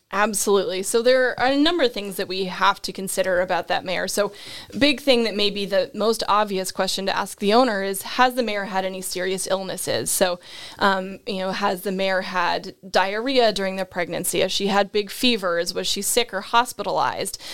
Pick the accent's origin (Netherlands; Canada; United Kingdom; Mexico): Canada; Nova Scotia; moved away as an adult; also born or lived in Ontario / North Carolina / Georgia; grew up in Nova Scotia, which is, of course, where all of those good accents of about and out and sorry come from.